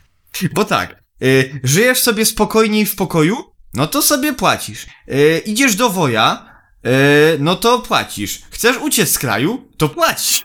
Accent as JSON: {"language": "Polish", "country": "Poland", "said": "ja jako oczywiście y, Polak y, z krwi i kości"}